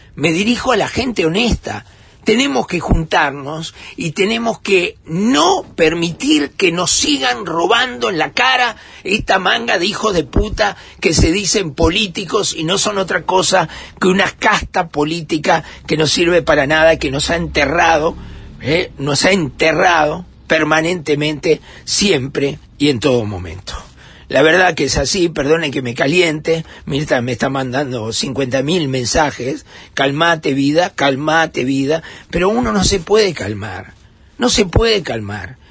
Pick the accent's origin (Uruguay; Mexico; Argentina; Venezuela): Uruguay; Montevideo